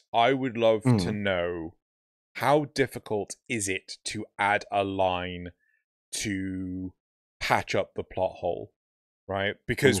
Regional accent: United Kingdom; we're British.

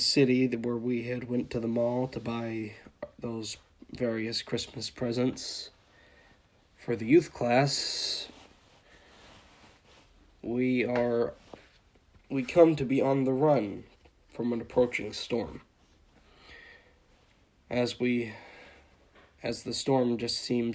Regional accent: Dawson Springs, Kentucky, United States; my hometown of Dawson Springs, Kentucky

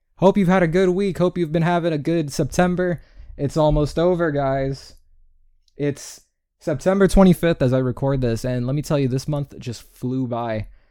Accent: New York, United States; I'm from New York, and that's how we talk.

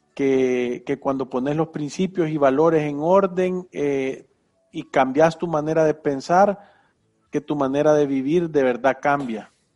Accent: San Salvador, El Salvador; vivo en San Salvador, El Salvador, aquí he vivido mis 52 años

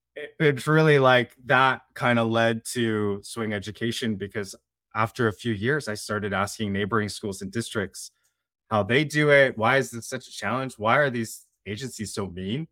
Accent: Bay Area, Silicon Valley, California, United States; I grew up in the Bay Area in Silicon Valley

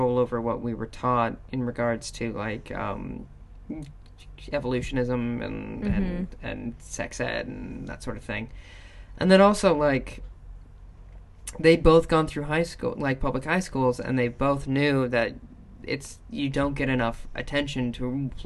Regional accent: South Dakota and Minnesota, Midwest, United States; I grew up in South Dakota and Minnesota.

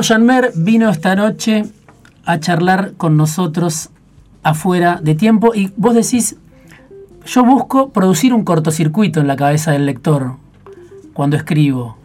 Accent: Baradero, Buenos Aires Province, Argentina; moved away; los que somos de Varadero

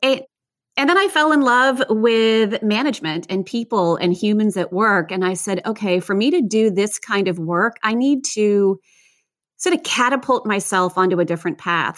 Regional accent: United States; also born or lived in Virginia; I grew up outside of Washington, D C

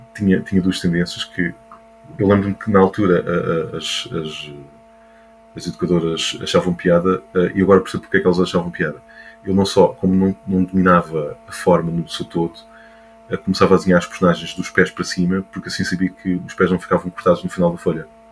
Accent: Montijo, Lisbon, Portugal; nasci em Lisboa, mas sempre vivi no Montijo

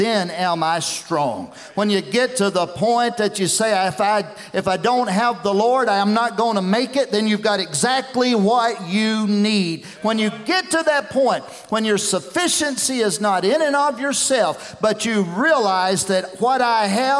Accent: West Tennessee, United States; I grew up down here in West Tennessee

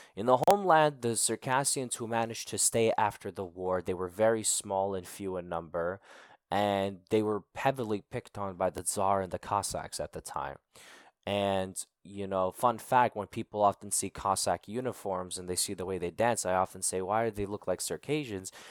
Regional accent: United States; accent: American; born and raised in the United States

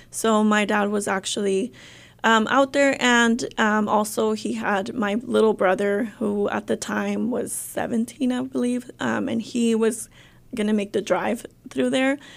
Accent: Tenzompa, Jalisco, Mexico; also born or lived in California; now in Arkansas, United States; we're all originally from Jalisco, from a little small, small town, Tenzompa, Jalisco

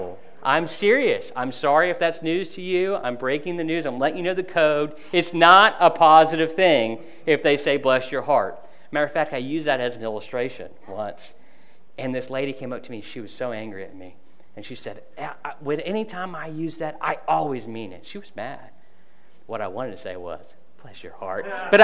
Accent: United States; I'm from Polk County

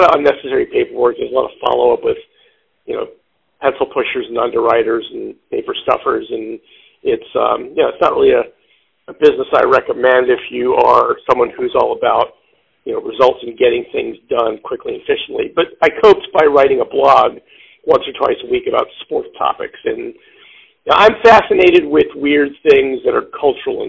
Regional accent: Philadelphia, Pennsylvania, United States; moved away as an adult; now in Chicago, United States; I grew up in the Philadelphia area. I moved to Chicago in 1994 after college

